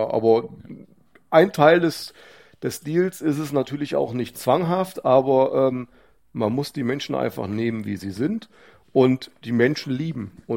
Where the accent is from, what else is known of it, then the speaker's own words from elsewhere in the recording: Hofgeismar, Hesse, Germany; weil mir Hofgeismar am Herzen liegt, weil ich Hofgeismar einfach liebe, ist meine Heimat